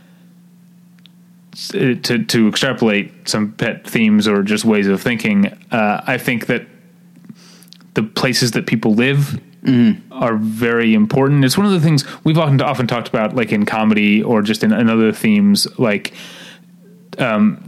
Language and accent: English; St. Louis, Missouri, United States; I'm from St. Louis.